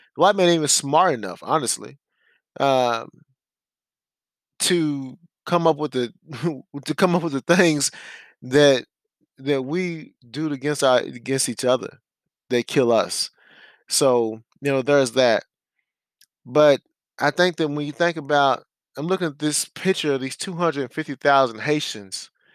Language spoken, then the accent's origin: English; United States; being an American